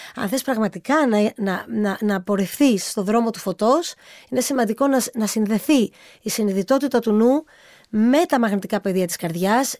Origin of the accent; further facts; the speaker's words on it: Samos, North Aegean, Greece; also born or lived in United States; εγώ είμαι από τη Σάμο και πάντοτε ε, αισθανόμουν πολύ ευλογημένη που η καταγωγή μου είναι και από Σάμο